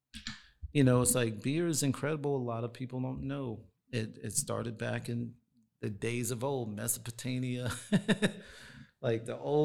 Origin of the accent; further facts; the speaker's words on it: East Coast, United States; like, I'm from the East Coast, So I had to learn a different style of hip hop.